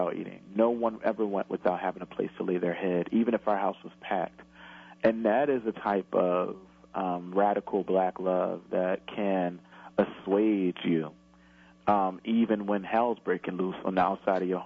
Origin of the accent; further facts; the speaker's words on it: Camden, New Jersey, United States; I grew up in Camden when the crack epidemic was raging